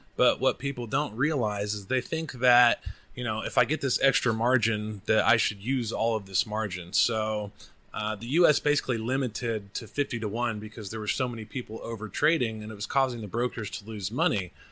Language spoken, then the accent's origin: English; Oklahoma, United States; also born or lived in Austin, Texas; now in Bangkok, Thailand; I'm from Oklahoma.